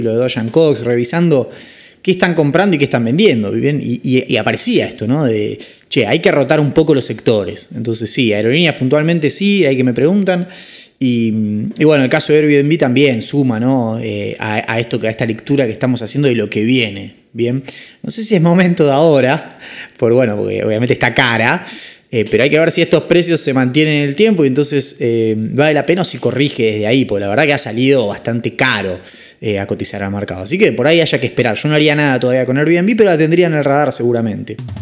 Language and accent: Spanish; Argentina; como somos los argentinos